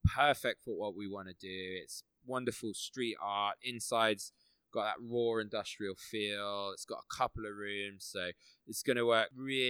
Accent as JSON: {"language": "English", "region": "Midlands", "country": "United Kingdom", "moved": "yes", "said": "I was from the Midlands originally."}